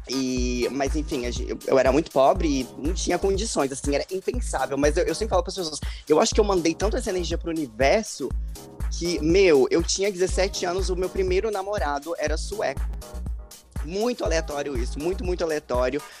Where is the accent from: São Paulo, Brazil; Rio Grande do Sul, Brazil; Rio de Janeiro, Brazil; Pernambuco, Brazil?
Rio Grande do Sul, Brazil; São Leopoldo; also born or lived in Brasília; nasci em São Leopoldo, no Rio Grande do Sul, mas eu passei a minha infância morando entre Rio Grande do Sul e Brasília